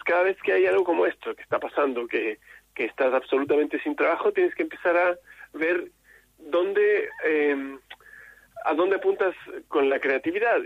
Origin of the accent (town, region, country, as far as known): Chile